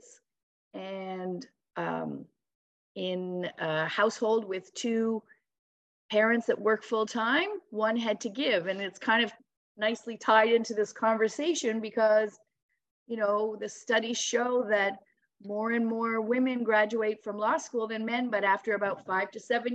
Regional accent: Ontario, Canada; moved away as an adult; now in St. John's, Canada; I'm originally from Ontario

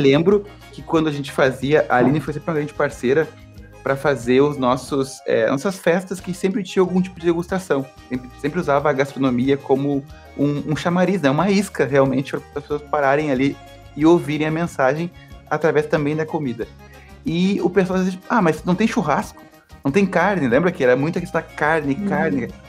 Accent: Brazil

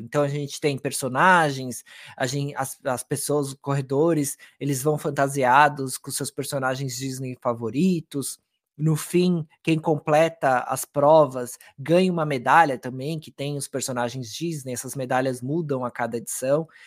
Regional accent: Brazil; a gente como brasileiro

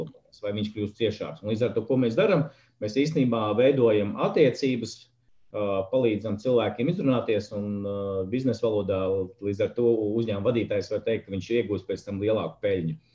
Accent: Saldus, Saldus Municipality, Latvia; now in Riga, Latvia; no kurienes nāku. Īsmā no lieliskas mazpilsētas, pilsētas saldus, bet tā es esmu Rīgā

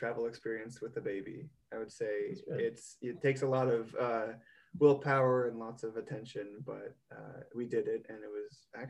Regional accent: United States; moved away as an adult; now in Amsterdam, Netherlands; I'm still American.

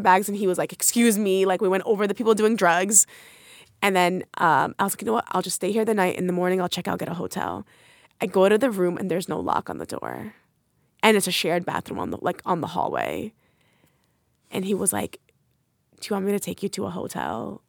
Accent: United States; I grew up in New York, New Jersey area.

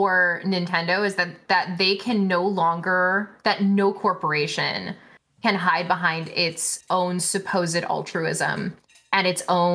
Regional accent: Canada; moved away as an adult; now in United States; I'm Canadian

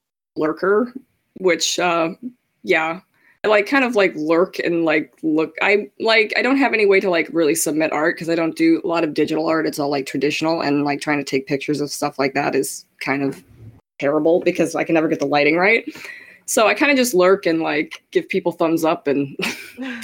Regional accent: Chicago, Illinois, United States; I'm originally from Chicago, Illinois, and now I live in the middle of Illinois, surrounded by cornfields

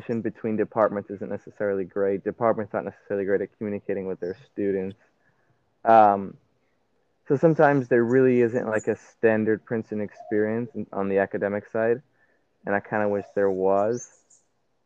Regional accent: Puerto Rico; I'm from Puerto Rico

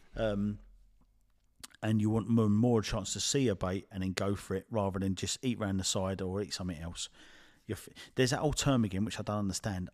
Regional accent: Addington, United Kingdom; I'm from, I'm from Addington

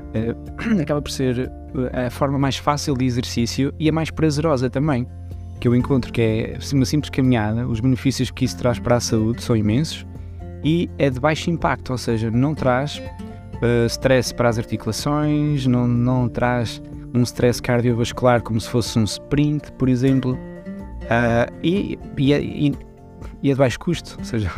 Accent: Portugal; moved away as an adult; also born or lived in Switzerland / Vila Real, Portugal; now in Luxembourg; Eu nasci na Suíça, mas uh, os meus pais e a minha família uh, foram para Portugal muito cedo, então eu cresci praticamente em Portugal

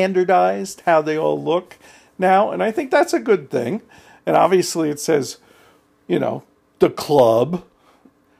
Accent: New Jersey, United States; I was from New Jersey, and I was out in Colorado

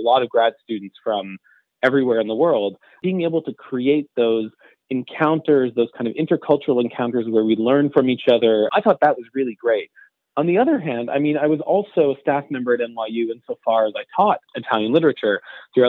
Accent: Montreal, Quebec, Canada; moved away as an adult; also born or lived in New York; I come from Montreal.

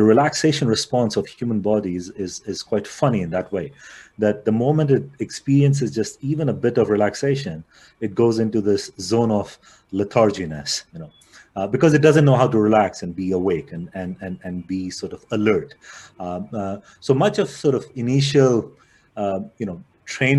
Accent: India; Growing up in India

